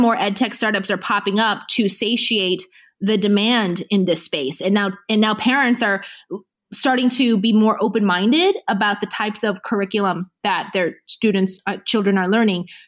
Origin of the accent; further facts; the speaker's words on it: United States; I grew up in the U.S.